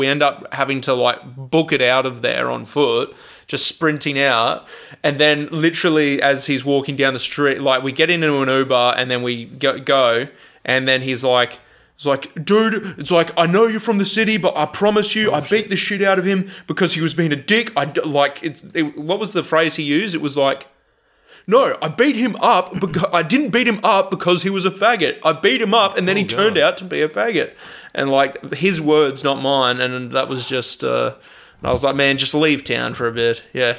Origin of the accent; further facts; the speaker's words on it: South Africa; Yeah, I'm South African.